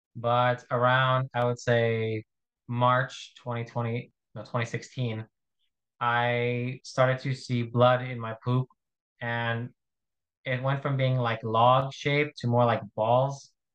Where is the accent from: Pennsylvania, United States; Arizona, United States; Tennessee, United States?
Arizona, United States; I'm from Arizona in the United States